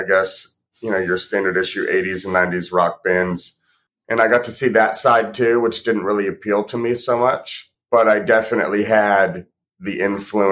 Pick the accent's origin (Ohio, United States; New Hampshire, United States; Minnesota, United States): New Hampshire, United States; Seacoast; also born or lived in Portland, Maine; I was born in Portland, Maine. I grew up in the Seacoast, New Hampshire area